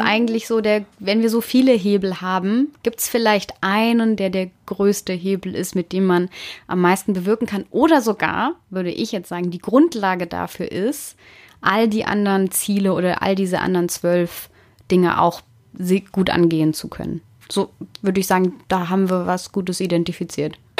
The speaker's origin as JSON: {"language": "German", "region": "Southern Germany", "country": "Germany", "tie": "born or raised there", "moved": "yes", "lives_now": "Berlin, Germany", "said": "ich komme ja aus Süddeutschland und da sind die ländlichen Regionen trotzdem nicht alle, also viele auch strukturstark, auch wenn es eher ländlicher Raum ist. Aber ja, ich komme aus einem Ort mit an die 4000 Einwohner"}